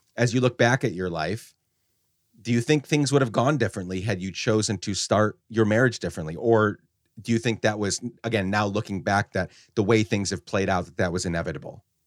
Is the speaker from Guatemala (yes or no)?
yes; Guatemala; moved away; also born or lived in upstate New York, United States; I was born in upstate New York, but we actu-, I grew up in Guatemala